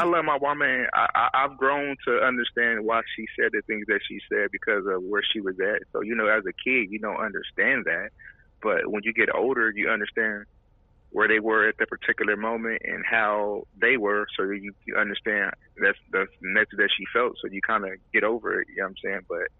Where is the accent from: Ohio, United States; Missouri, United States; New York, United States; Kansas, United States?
Kansas, United States; Kansas City; now in Houston, United States; Kansas City, Kansas.